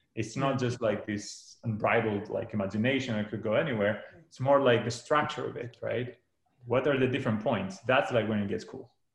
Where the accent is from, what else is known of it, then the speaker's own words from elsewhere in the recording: Greece; moved away as an adult; now in California, United States; I grew up in Greece.